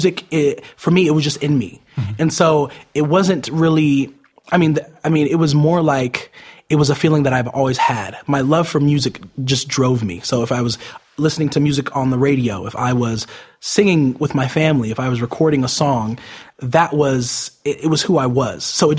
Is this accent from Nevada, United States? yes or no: yes; Las Vegas, Nevada, United States; born there; also born or lived in Utah / Arizona / New York / California; I've moved around a lot my whole entire life. I was born in Las Vegas, moved to Utah, then Arizona, New York